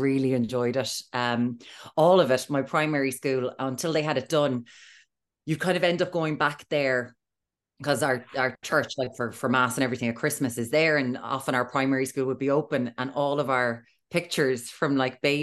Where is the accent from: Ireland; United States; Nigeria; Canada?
Ireland; Limerick, Munster; I am from Dora Doyle in Limerick.